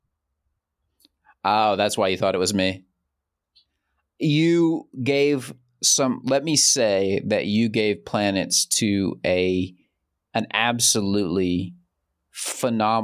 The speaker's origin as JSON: {"language": "English", "region": "Central Georgia", "country": "United States", "moved": "as an adult", "lives_now": "China", "said": "I'm from Central Georgia."}